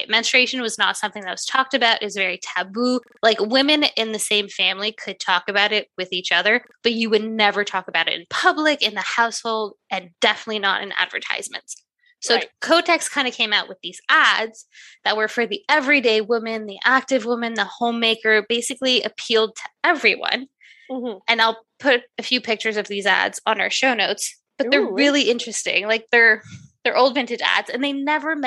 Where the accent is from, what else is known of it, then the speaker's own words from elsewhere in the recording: Canada; I'm Canadian, we say hoser